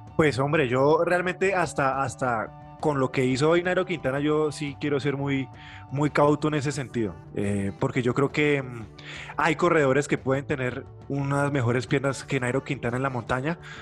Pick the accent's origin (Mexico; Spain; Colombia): Colombia; como colombiano